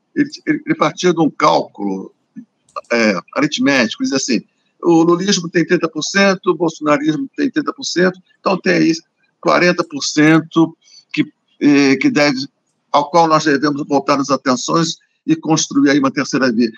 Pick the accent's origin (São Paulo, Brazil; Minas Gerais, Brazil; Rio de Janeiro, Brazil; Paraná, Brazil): Rio de Janeiro, Brazil; eu sou carioca